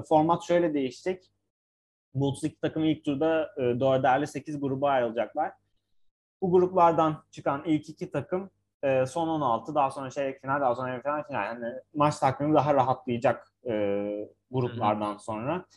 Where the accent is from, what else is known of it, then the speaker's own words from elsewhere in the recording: Ankara, Turkey; Bir Ankaralı olarak